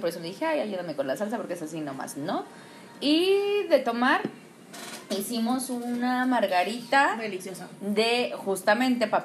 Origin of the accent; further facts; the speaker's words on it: Mexico City, Mexico; Bueno, porque soy chilanga, para mí es huitlacoche